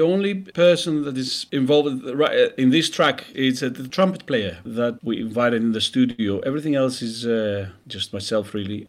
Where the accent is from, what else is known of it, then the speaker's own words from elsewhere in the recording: Greece; moved away as an adult; also born or lived in United Kingdom; I was born in Greece, I studied and worked for many years in the UK till a few years back that I started coming back to Greece more often.